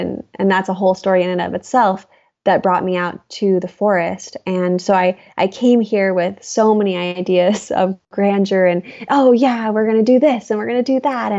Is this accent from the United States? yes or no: yes; Seal Beach, California, United States; moved away as an adult; also born or lived in Los Angeles / New York City / Oregon; I grew up in Seal Beach, California, which was in Orange County, or is in Orange County